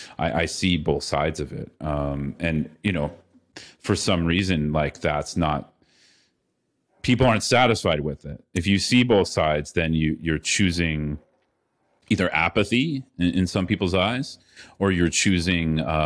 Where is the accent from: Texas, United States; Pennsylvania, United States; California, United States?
California, United States; now in Latin America; I grew up in the Bay Area, San Francisco Bay Area, you know, in a fairly privileged upbringing.